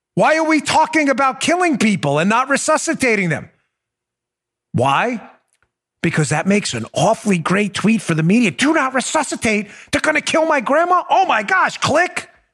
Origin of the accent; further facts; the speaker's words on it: Maryland, United States; I'm from Maryland